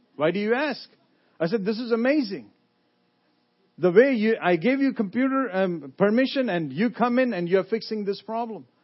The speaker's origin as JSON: {"language": "English", "country": "India", "tie": "born or raised there", "also_born_or_lived": "Lynchburg, Virginia", "moved": "as an adult", "lives_now": "United States", "said": "I come from India. I was born in India"}